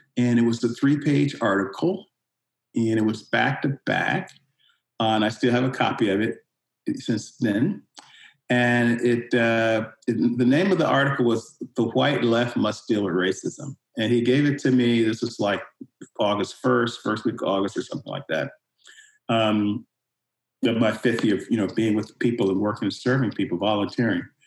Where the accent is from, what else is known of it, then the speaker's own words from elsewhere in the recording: Richmond, Virginia, United States; moved away; I'm originally from Richmond, Virginia, and I was born into segregation. So, you know, we grew up legally in black community